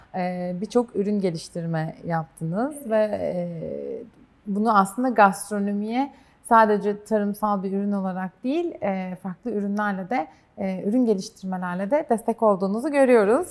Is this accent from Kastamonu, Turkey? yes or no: yes; Kastamonu, Turkey; ben de Kastamonuluyum